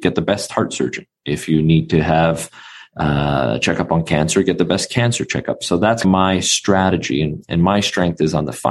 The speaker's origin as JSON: {"language": "English", "town": "Vancouver", "region": "British Columbia", "country": "Canada", "tie": "born or raised there", "said": "born and raised in Vancouver, Canada, it's the epicenter for finance"}